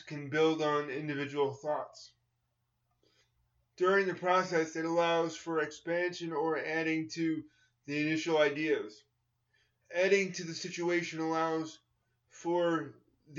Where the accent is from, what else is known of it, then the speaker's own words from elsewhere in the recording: New York, United States; I grew up in New York in competitive schools where it was mainstream in the 1970s and 1980s